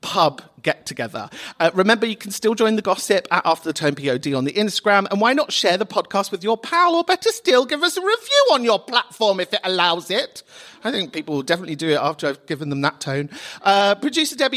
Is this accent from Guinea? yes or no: no; London, United Kingdom; I'm from Kentish Town